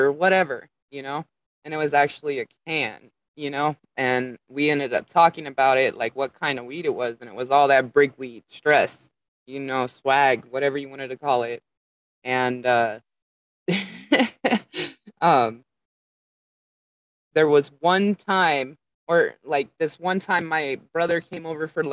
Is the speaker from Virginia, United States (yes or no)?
no; Las Vegas, Nevada, United States; moved away as an adult; also born or lived in Colorado / Oregon / Washington; now in California, United States; I was born and raised in Las Vegas